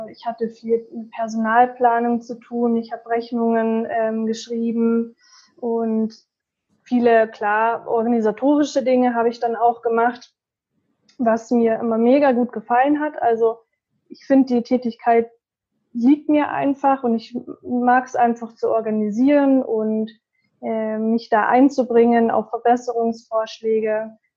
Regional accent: Munich, Bavaria, Germany; ich bin 26 Jahre alt. Mm, ich komme aus München

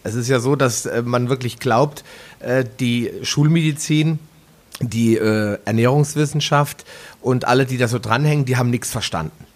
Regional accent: Northern Germany, Germany; wie man bei uns in Norddeutschland so sagt

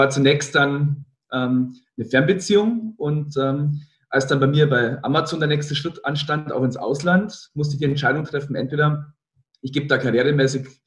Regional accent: Rosenheim, Bavaria, Germany; Also ich komme aus Rosenheim in, in, Oberbayern, aus dem tiefen Süden

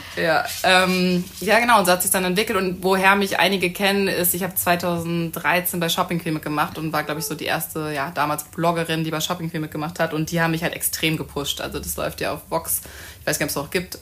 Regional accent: Hamburg, Germany; moved away as an adult; also born or lived in Munich; Ich komme eigentlich aus Hamburg, bin auch mittlerweile wieder in Hamburg und habe in München studiert

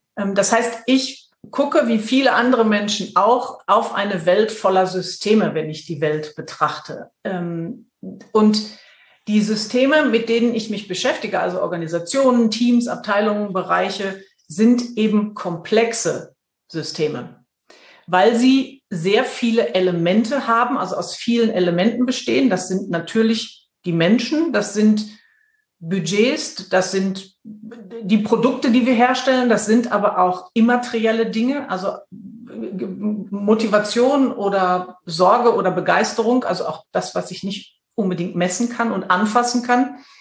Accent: Dortmund, North Rhine-Westphalia, Germany; moved away as an adult; now in Münster, Germany; Ich komme aus dem Pott. Und ähm, ich bin mit Leib und Seele ein, eine Pflanze des Ruhrgebiets

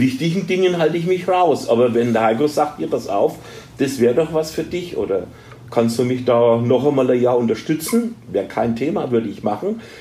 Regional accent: Germany; wir als Deutsche

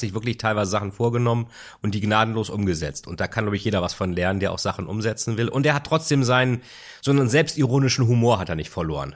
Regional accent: Bremen, Germany; also born or lived in Lilienthal; Meine Heimat Bremen. Bremen und Lilienthal.

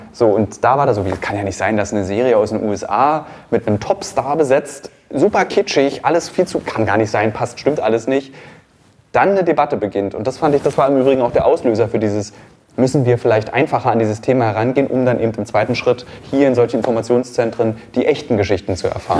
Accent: Berlin, Germany; Als Berliner, als Gebürtiger

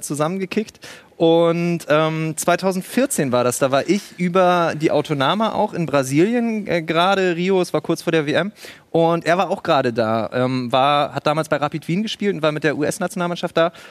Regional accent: Bremen, Germany; moved away as an adult; now in Leipzig, Germany; Ich komme aus Bremen, aber seit 2013 bin ich jetzt in Leipzig

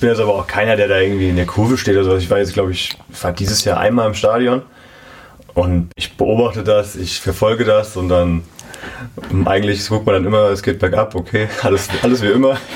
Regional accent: Bad Sobernheim, Rhineland-Palatinate, Germany; Ja, wir sind innerhalb von Bad Sobernheim einmal umgezogen noch.

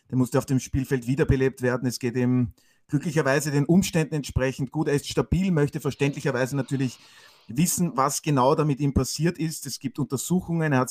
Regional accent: Burgenland, Austria; der bin ich.

